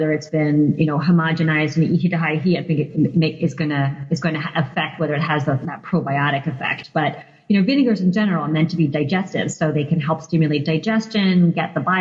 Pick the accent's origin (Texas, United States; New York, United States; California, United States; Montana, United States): New York, United States; New York City; moved away as an adult; now in Seattle, United States; growing up in New York City